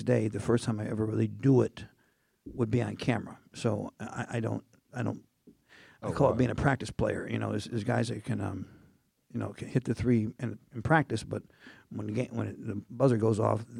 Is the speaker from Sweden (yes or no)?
no; Indiana, United States; I wanted to look like a corn. I'm from Indiana.